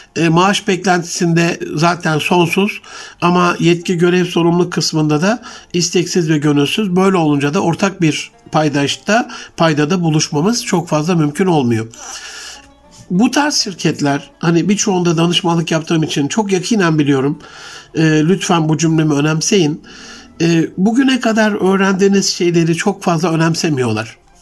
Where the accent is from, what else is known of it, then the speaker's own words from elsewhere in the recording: Gaziantep, Turkey; Ali Şahin, e, Gaziantep'li hemşerim